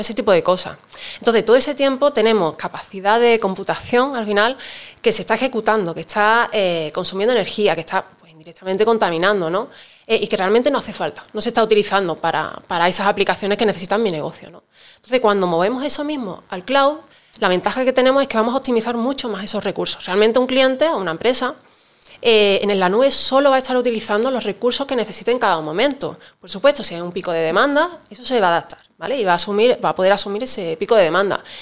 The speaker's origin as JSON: {"language": "Spanish", "town": "Seville", "region": "Andalusia", "country": "Spain", "tie": "born or raised there", "said": "cuando yo estudié ingeniería informática en mi tierra natal, en Sevilla"}